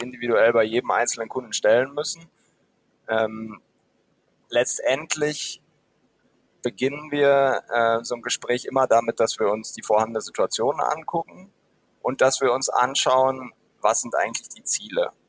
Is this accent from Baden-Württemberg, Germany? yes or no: no; Dortmund, North Rhine-Westphalia, Germany; ich komme tatsächlich aus, aus Westfalen, aus Dortmund